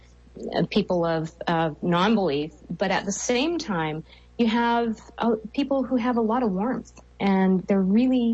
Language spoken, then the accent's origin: English; Canada; I'm a Canadian.